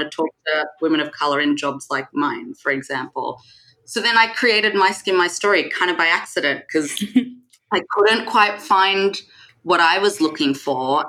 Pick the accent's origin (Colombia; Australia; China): Australia; Sydney, New South Wales; moved away as an adult; also born or lived in Singapore; now in London, United Kingdom; I was born in Singapore, uh, but when I was about three or four, my parents moved to Sydney, Australia, where I grew up.